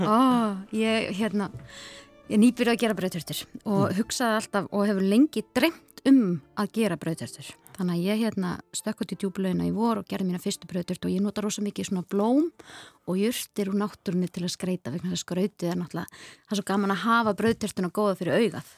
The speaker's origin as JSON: {"language": "Icelandic", "town": "Hvammstangi", "region": "Northwestern Region", "country": "Iceland", "tie": "born or raised there", "said": "ég elst upp á kvamstonga"}